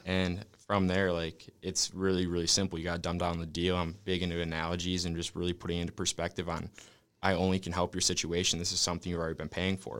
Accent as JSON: {"language": "English", "region": "Wisconsin", "country": "United States", "moved": "as an adult", "lives_now": "California, United States", "said": "I'm originally from Wisconsin"}